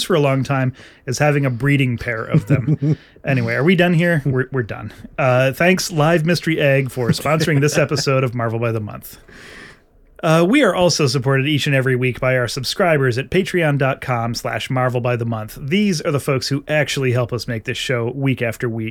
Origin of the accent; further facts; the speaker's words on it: New England, United States; I grew up in New England.